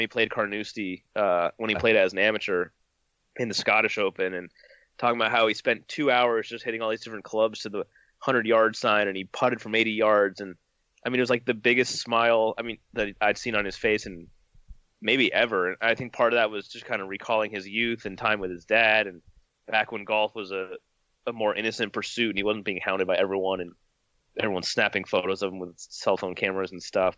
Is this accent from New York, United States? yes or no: no; California, United States; I grew up in California